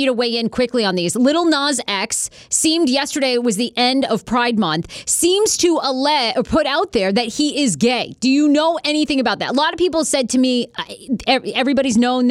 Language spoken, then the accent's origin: English; Maine, United States; I'm from Maine.